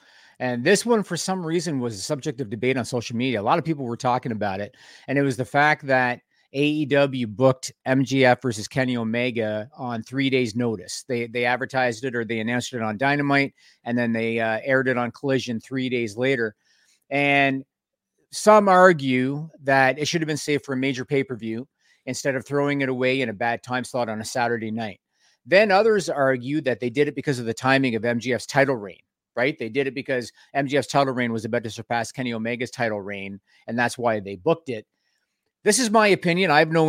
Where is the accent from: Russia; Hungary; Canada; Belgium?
Canada; We're Canadian. You're supposed to be ready for that weather.